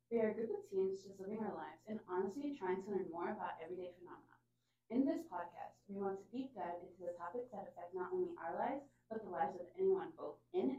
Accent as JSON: {"language": "English", "town": "Newburgh", "region": "Indiana", "country": "United States", "said": "we're all from Evansville, Newburgh, Indiana."}